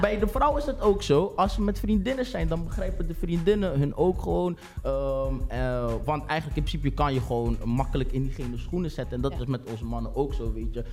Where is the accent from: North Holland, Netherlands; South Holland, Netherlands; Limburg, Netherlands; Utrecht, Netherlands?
South Holland, Netherlands; Rotterdam; Ik ben 26 jaar geboren en getogen in Rotterdam.